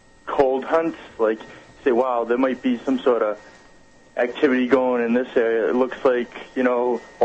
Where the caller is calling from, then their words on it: Wareham, Massachusetts, United States; I'm from Wareham.